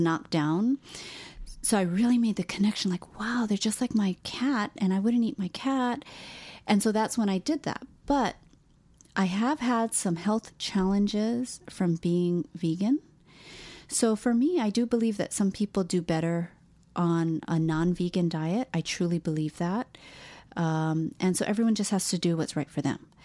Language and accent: English; Hawaii, United States; moved away; I'm from Hawaii, and so therefore I am Hawaiian because I'm a person born and raised in Hawaii